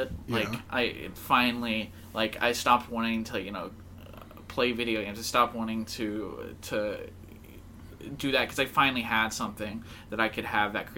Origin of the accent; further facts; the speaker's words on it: Denison, Texas, United States; I was born in North Texas. Denison, oh. Texas.